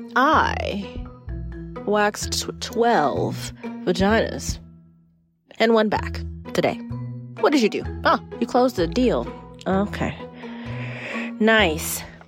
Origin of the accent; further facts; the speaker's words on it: Florida, United States; I am from Florida